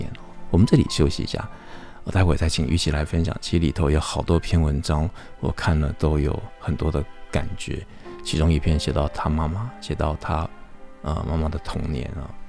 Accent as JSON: {"language": "Chinese", "region": "Taipei", "country": "Taiwan", "tie": "born or raised there", "said": "那小时候住在剑潭，我就习惯那个每天那个火车那个铁轨发出的那个音响，你就习惯有那样的一个韵律跟节奏醒来。"}